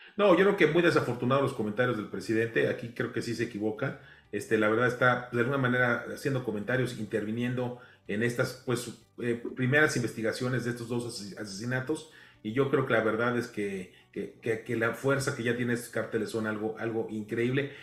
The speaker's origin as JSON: {"language": "Spanish", "country": "Mexico", "said": "aquí todos somos mexicanos"}